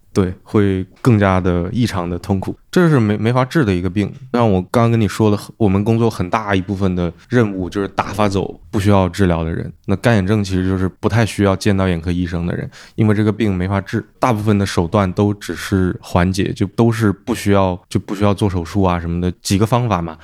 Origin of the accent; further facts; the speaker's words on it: China; now in United Kingdom; 我们中国人、东亚人本来就很容易近视